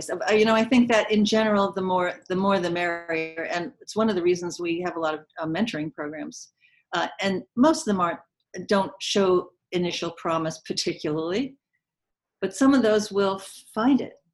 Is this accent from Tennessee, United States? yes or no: no; Connecticut, United States; I'm from Connecticut. Yeah, but I studied in New York.